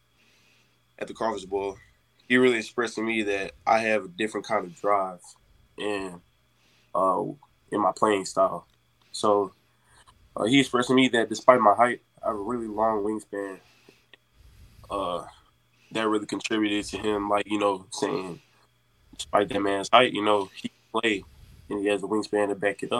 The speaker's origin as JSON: {"language": "English", "area": "Carencro", "region": "Louisiana", "country": "United States", "said": "I'm actually from Cairn Crow."}